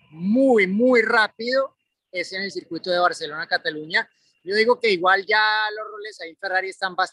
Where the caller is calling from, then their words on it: Mexico City, Mexico; Saludos amigos de Fórmula Latina … de Ciudad de México y me gustaría preguntarles